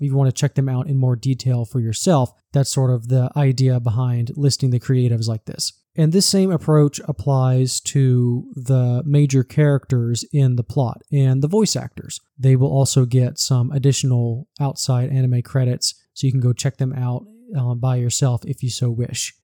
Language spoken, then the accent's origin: English; southern US, United States; accent: southern; I'm born and raised in the southern U S. I also work here. You can probably tell that from my accent